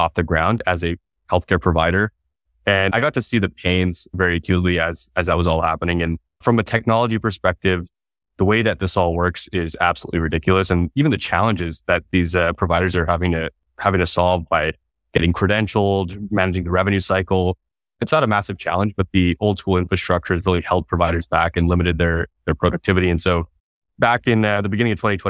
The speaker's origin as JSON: {"language": "English", "town": "Fresno", "region": "California", "country": "United States", "tie": "born or raised there", "said": "I grew up here in California. I was born in Fresno, California"}